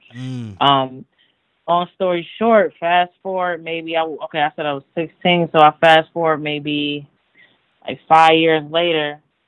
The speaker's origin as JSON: {"language": "English", "town": "Buffalo", "region": "New York", "country": "United States", "tie": "born or raised there", "also_born_or_lived": "Niagara Falls, New York", "said": "I'm originally from Buffalo. I moved to Niagara Falls when I was like 14, 15 years old."}